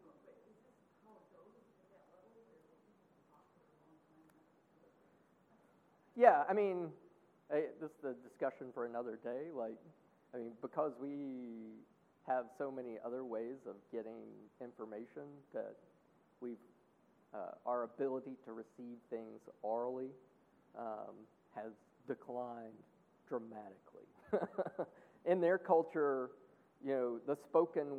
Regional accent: the South, United States; being a Southerner

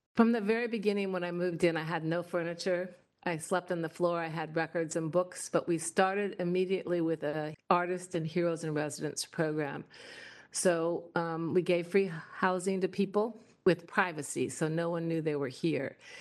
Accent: Indiana, United States; moved away as an adult; now in Washington, United States; I came from Indiana

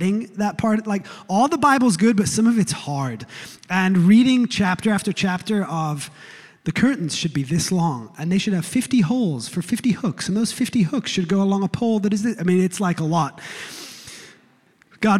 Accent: England, United Kingdom; now in United States; I was born in England, a few weeks ago, after 16 years of living in these United States, I can say that I've become a citizen of this land

